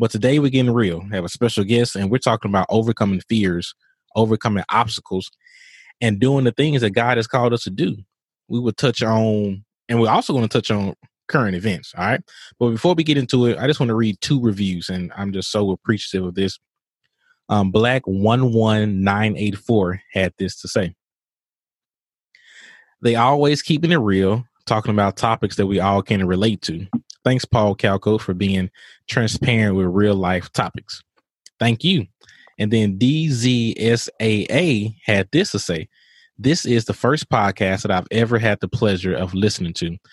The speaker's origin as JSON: {"language": "English", "region": "Mississippi", "country": "United States", "tie": "born or raised there", "said": "Mississippi, my home state"}